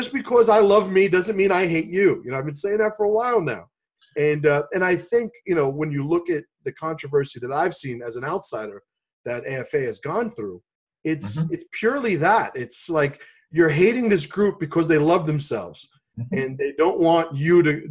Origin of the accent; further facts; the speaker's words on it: New York City, New York, United States; My father's from Puerto Rico, and I grew up in the South Bronx